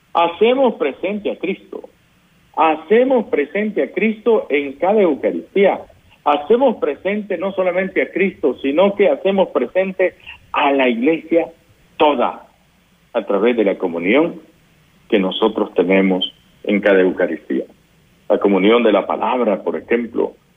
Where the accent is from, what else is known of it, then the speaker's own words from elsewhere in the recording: Guadalupe, San Vicente, El Salvador; yo soy de Guadalupe, San Vicente